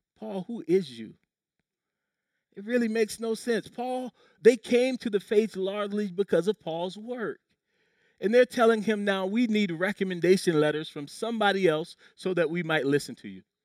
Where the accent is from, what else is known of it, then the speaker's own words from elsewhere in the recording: Low Country, South Carolina, United States; When I was a kid growing up in the Low Country, South Carolina